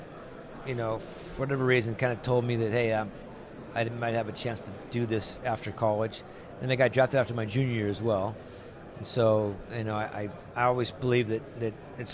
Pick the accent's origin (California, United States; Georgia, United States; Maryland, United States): California, United States; Santa Fe Springs; I grew up in Southern California